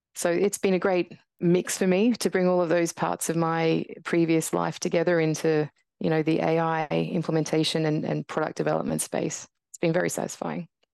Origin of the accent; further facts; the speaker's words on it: Brisbane, Queensland, Australia; moved away as an adult; also born or lived in Tasmania / Canada / United Kingdom; heading back to Brisbane, which is where I grew up